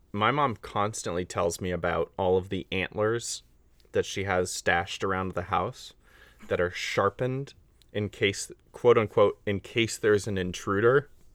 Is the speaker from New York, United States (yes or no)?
no; Northern California, United States; I grew up in California